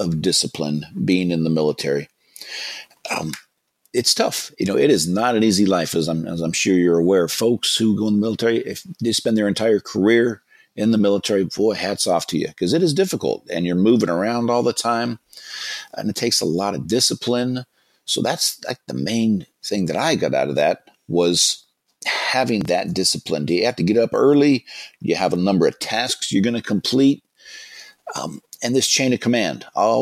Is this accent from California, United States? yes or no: yes; Marin County, California, United States; I grew up here in Marin County in California, which is just north of the Golden Gate Bridge, north of San Francisco